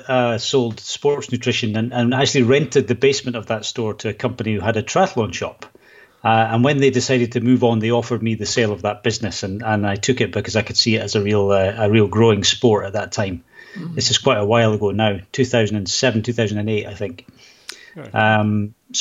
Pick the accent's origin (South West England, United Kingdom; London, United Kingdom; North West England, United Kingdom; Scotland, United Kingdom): Scotland, United Kingdom; also born or lived in Edinburgh, Scotland; now in Sweden; I am actually from Scotland. I do live in Sweden